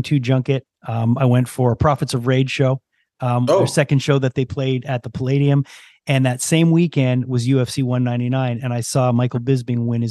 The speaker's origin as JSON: {"language": "English", "town": "Montreal", "region": "Quebec", "country": "Canada", "said": "I'm from Montreal, home of George St. Pierre"}